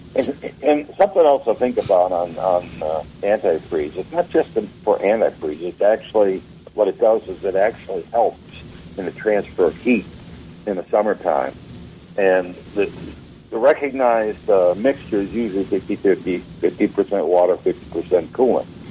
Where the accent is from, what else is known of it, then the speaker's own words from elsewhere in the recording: Wisconsin, United States; now in Florida, United States; I'm from Wisconsin originally